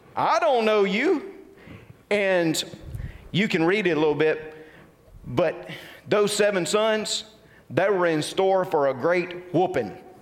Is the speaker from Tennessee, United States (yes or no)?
no; Tupelo, Mississippi, United States; I grew up in the Tupelo, Mississippi area